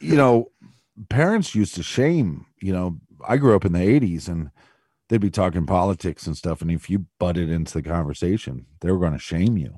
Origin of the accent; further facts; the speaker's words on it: outside of Columbus, Ohio, United States; I'm from outside of Columbus.